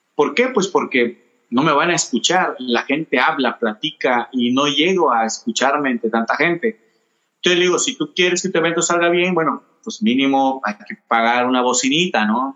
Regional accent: El Espinal, Mexico; aquí en, mi pueblo, yo soy del Espinal

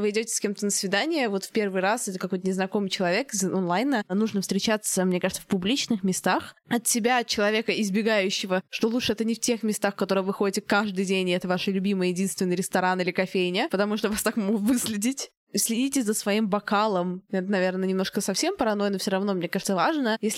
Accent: London, United Kingdom; Егор из Кубани, а я из Лондона.

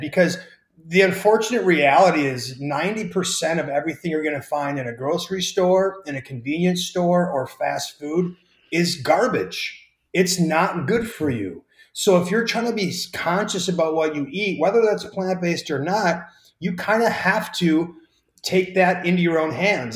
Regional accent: Wisconsin, United States

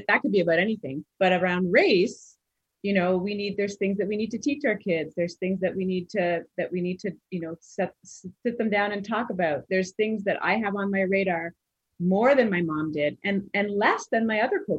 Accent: Canada; also born or lived in Montreal, Quebec / Mississauga, Ontario; we moved from Montreal to Ontario, Mississauga, Ontario, when I was just starting high school

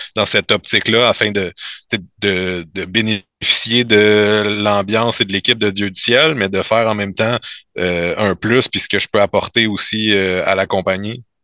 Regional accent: L'Assomption, Quebec, Canada; also born or lived in Saint-Jérôme; Je viens de je viens de l'Assomption, mais j'étais allé au Cégep à Saint-Jérôme

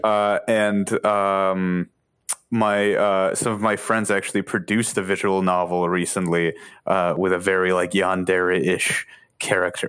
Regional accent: Boston, Massachusetts, United States; I'm from Boston

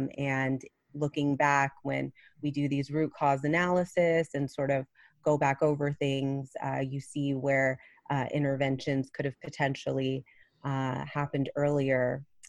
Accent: Plano, Texas, United States; I grew up here in Plano, right outside of Dallas.

